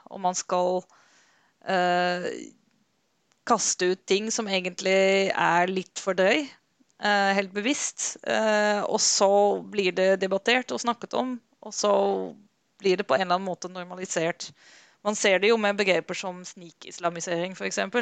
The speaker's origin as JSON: {"language": "Norwegian", "country": "Netherlands", "moved": "yes", "lives_now": "Norway", "said": "Jeg er selv fra Nederland"}